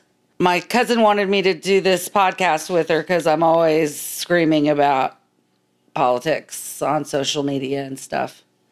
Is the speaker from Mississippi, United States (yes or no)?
no; Texas, United States; also born or lived in Maryland; I've been living in Texas since I was a little kid. I was born in Maryland.